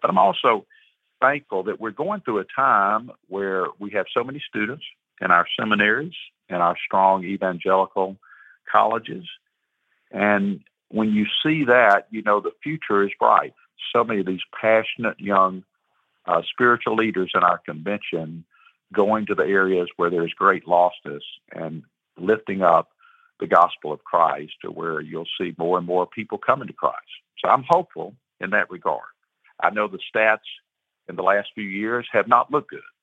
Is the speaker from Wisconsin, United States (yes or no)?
no; Atlanta, Georgia, United States; I grew up in Atlanta